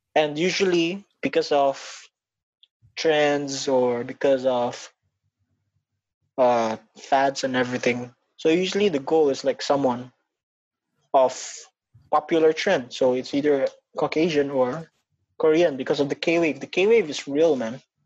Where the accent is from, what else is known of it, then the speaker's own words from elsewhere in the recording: Batam, Riau Islands, Indonesia; now in Singapore; being a Filipino who was born and raised in Indonesia